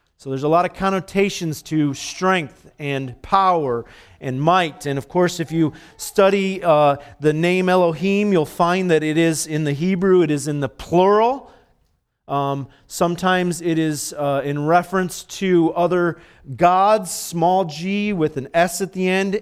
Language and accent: English; Dominican Republic; moved away; I was born in the Dominican, so I'm a Dominican